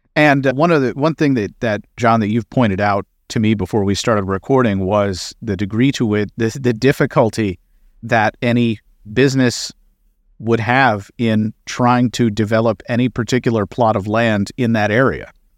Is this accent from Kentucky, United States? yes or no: yes; Kentucky, United States; my home state of Kentucky